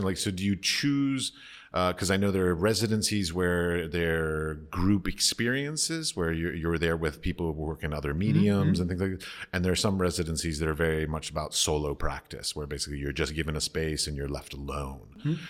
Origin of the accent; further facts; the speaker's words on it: United States; I come from America where it's not common to support the arts.